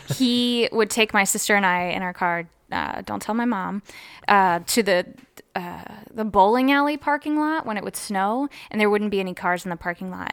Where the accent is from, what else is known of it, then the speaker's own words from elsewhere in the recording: Columbus, Ohio, United States; also born or lived in Athens, Ohio; I'm from Columbus, Ohio, and I went to college in Athens, Ohio